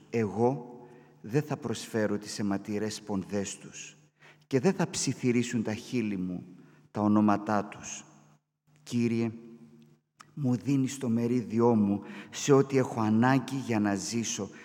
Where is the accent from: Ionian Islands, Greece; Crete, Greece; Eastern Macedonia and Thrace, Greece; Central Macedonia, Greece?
Central Macedonia, Greece; Katerini; όσοι είμαστε από την Κατερίνη